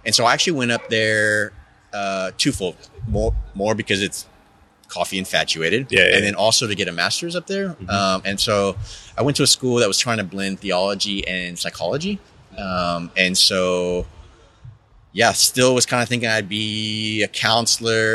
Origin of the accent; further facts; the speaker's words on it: Texas, United States; I grew up in Texas